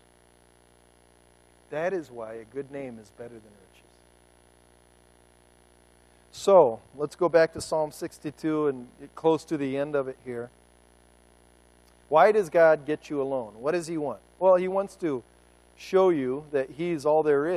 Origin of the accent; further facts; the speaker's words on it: United States; I'm an American